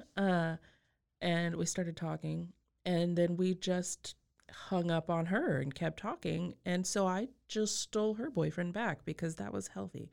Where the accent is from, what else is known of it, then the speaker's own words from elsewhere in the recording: Texas Panhandle, United States; I grew up in the Panhandle of Texas